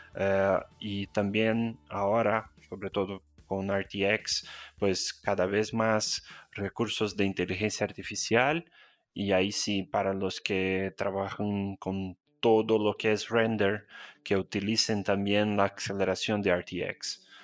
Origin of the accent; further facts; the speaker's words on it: Brazil; Spanish is a second language; also born or lived in Spain; mi acento, soy brasileño, estoy en São Paulo